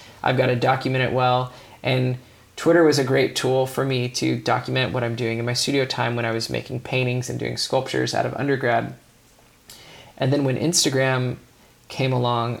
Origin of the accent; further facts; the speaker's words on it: California, United States; I'm from California